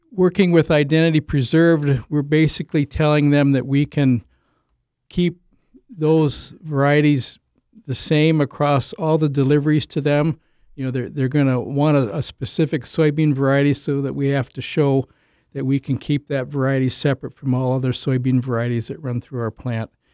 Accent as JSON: {"language": "English", "region": "Illinois", "country": "United States", "also_born_or_lived": "Jackson, Minnesota / Olivia, Minnesota / Saint Paul, Minnesota", "moved": "as an adult", "lives_now": "Minnesota, United States", "said": "originally, I'm a from Illinois"}